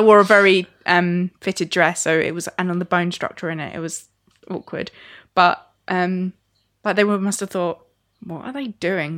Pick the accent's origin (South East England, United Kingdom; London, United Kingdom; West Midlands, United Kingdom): South East England, United Kingdom; Sittingbourne; in my church growing up in Sittingbourne Salvation Army